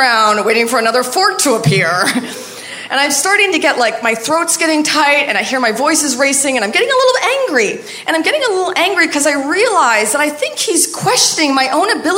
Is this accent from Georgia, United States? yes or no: no; Maine, United States; moved away; everybody else in my hometown